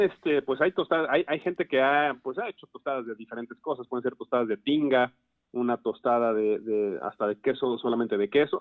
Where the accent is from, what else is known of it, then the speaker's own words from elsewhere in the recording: Puebla, Mexico; como poblanos